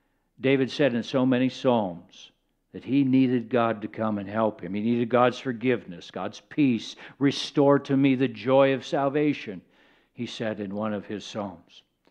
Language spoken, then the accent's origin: English; Kenya; born there; Now, I was born in Kenya. I was the child of missionaries, and I also got to observe sheep in other places, arid places, where there wasn't a lot of groundwater.